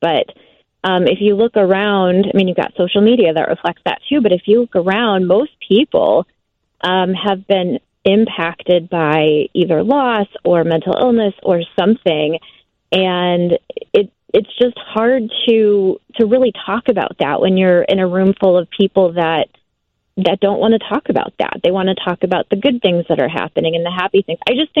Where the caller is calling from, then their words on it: McHenry, Illinois, United States; I'm actually calling from McHenry, Illinois.